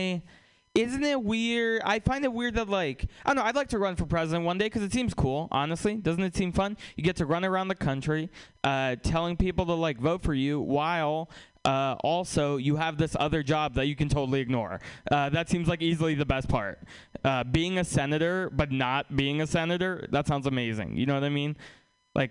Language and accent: English; Russia; now in United States; we're from Russia